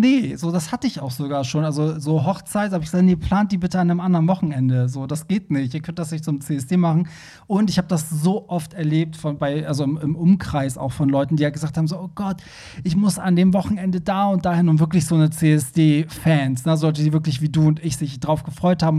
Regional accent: Germany; wir Deutschen

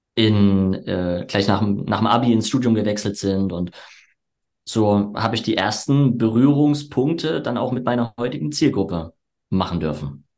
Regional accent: Erzgebirge, Saxony, Germany; moved away as an adult; now in Leipzig, Germany; die Außendienstausbildung war dann im Erzgebirge, wo ich herkomme

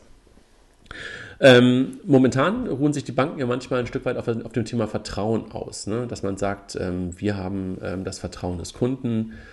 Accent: Germany; als Deutsche

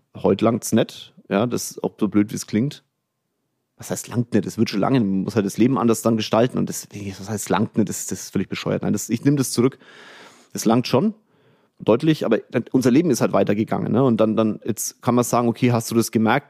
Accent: Kulmbach, Bavaria, Germany; also born or lived in Bamberg; now in Munich, Germany; Kulmbach war meine Kindheit, Bamberg war meine Heimat und jetzt ist München meine Heimat

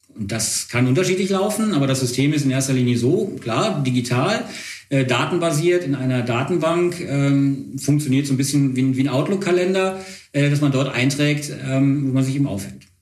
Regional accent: Wuppertal, North Rhine-Westphalia, Germany; ich komme nicht aus Bonn, sondern ich komme, ähm, aus Wuppertal

